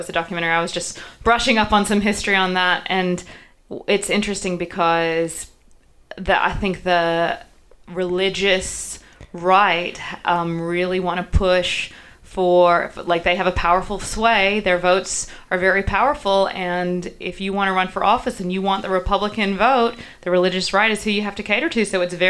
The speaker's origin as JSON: {"language": "English", "region": "South Carolina", "country": "United States", "tie": "born or raised there", "moved": "as an adult", "lives_now": "Newcastle, Australia", "said": "where I grew up, South Carolina was unquestionably a southern state."}